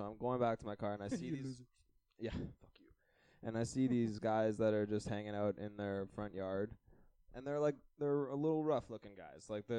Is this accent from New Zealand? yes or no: no; Canada; no, I'm a Canadian tourist and just trying to get a little bud for me and my brothers.